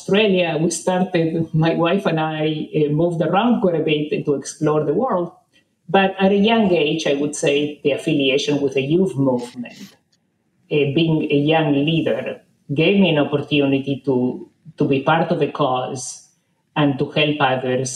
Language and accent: English; Argentina; I grew up in Argentina in the 60s